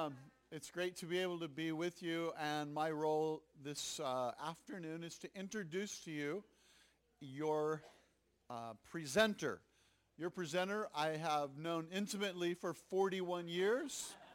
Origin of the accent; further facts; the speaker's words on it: Tacoma, Washington, United States; I hail from Tacoma, Washington, where it's known for the aroma of Tacoma.